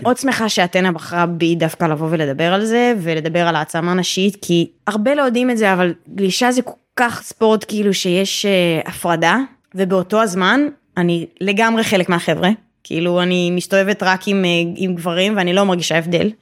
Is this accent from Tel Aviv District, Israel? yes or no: yes; Tel Aviv, Tel Aviv District, Israel; אני תל אביבית במקור